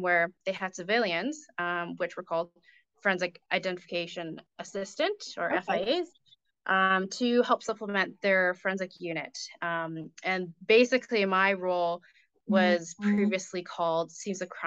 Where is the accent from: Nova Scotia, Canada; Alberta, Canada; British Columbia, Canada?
Alberta, Canada; Calgary; also born or lived in Ontario; I was born and raised in Calgary, which is actually pretty rare, but I love it here